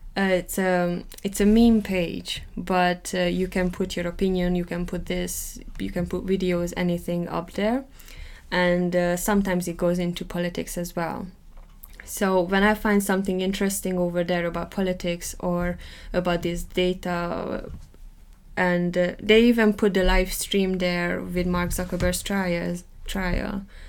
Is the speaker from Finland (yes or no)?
no; Hungary; accent: Hungarian; first language Hungarian; English is a second language; now in England, United Kingdom; I might never lose my accent because I grew up uh, speaking Hungarian.